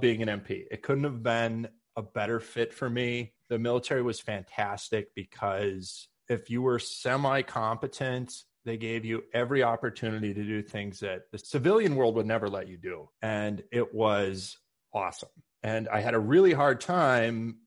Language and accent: English; Minnesota, United States; I'm from Minnesota